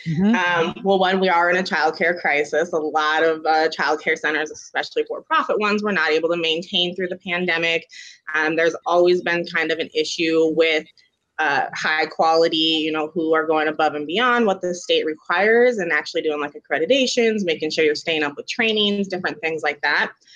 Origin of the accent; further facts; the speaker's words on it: Sioux Falls, South Dakota, United States; I'm actually from Sioux Falls